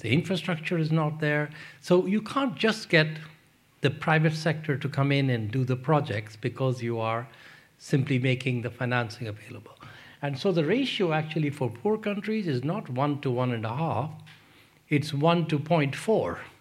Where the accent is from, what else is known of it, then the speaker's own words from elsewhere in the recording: Pakistan; moved away; also born or lived in London; I grew up in Pakistan